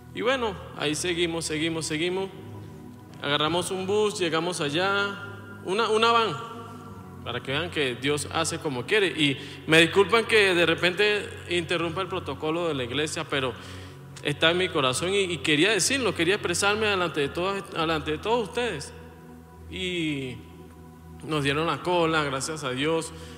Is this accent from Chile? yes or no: no; Venezuela; moved away as an adult; also born or lived in Colombia; venimos de Venezuela, yo salí de Venezuela en el 2020